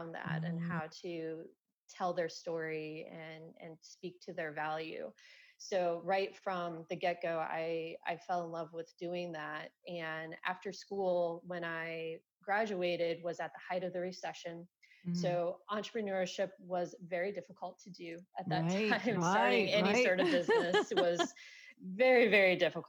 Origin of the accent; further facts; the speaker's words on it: Iowa, United States; moved away as an adult; also born or lived in South Carolina; So I am originally from Iowa. I'm an Iowa girl